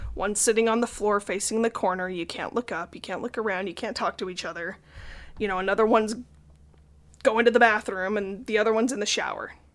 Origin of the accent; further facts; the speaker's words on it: Salt Lake City, Utah, United States; I grew up in Salt Lake and currently still live there